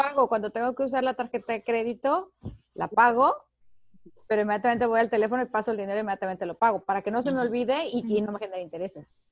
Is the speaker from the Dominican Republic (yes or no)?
no; Mexico; now in Los Angeles, United States; Yo como buena mexicana llegué de México